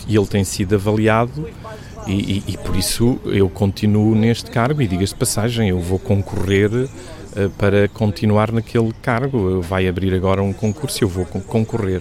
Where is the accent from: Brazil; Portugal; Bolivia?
Portugal; Guarda; moved away as an adult; now in Lisbon, Portugal; a Guarda foi a cidade onde eu cresci, onde vivi eh, durante 57 anos